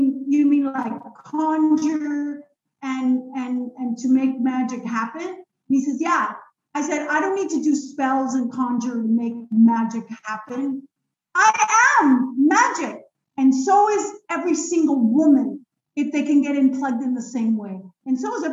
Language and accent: English; Israel; moved away; I was born in Israel